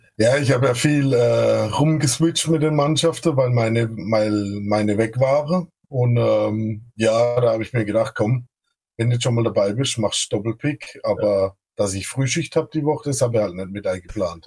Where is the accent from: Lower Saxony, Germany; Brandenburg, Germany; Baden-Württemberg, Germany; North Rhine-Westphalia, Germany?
Baden-Württemberg, Germany; accent: Badisch; ich komme aus dem schönen Baden-Württemberg. Äh, ich bin Badner, also nicht wie der Kollege von den Texans am Anfang, von der schwäbischen ah, Seite, sondern von der anderen Seite.